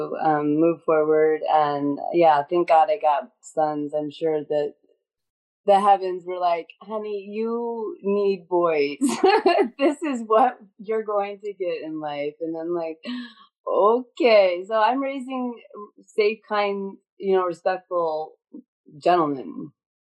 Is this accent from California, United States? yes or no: yes; Northern California, United States; I grew up in California, it was like Northern California